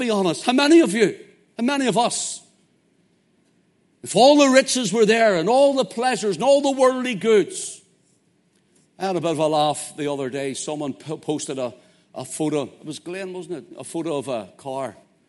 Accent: Belfast, Northern Ireland, United Kingdom; I'm from Belfast, so what do you think?

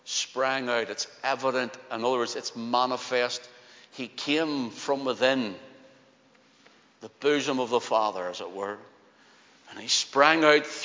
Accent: Belfast, Northern Ireland, United Kingdom; accent: Belfast; Just like my own, I'm a Belfast man. In fact, my accent used to be stronger. I just refined it more through the years, through preaching, because people couldn't understand me in other places.

